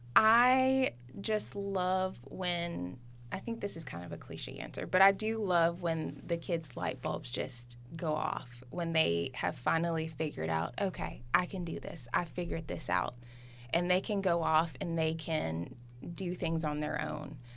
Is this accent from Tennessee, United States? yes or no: yes; Memphis, Tennessee, United States; moved away; I was at home in my hometown in Memphis